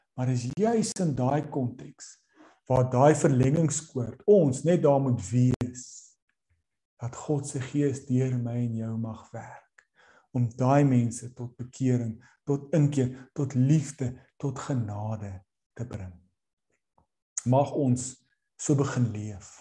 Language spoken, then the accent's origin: Afrikaans; South Africa; Ons as Suid-Afrikaners